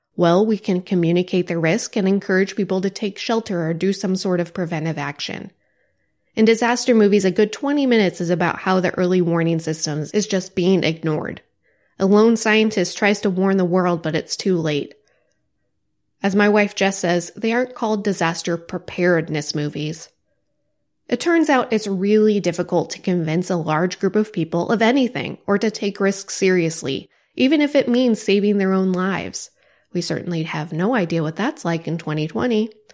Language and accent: English; Joplin, Missouri, United States; my hometown, Joplin, Missouri, was hit by an F five tornado